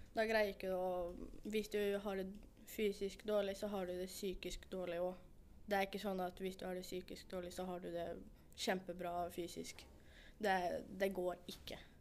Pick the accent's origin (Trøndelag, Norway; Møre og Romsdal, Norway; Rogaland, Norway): Møre og Romsdal, Norway; Stranda; jeg kommer fra Stranda, og jeg er 17 år.